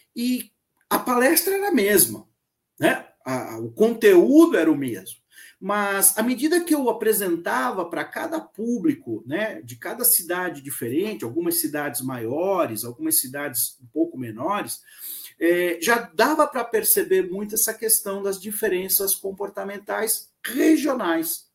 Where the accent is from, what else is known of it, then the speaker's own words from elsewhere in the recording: Santos, São Paulo, Brazil; Sou nascido na cidade de Santos, cresci aqui na cidade de Santos até o início da minha vida, do final da minha adolescência, início da minha vida profissional, quando eu me mudei para São Paulo, capital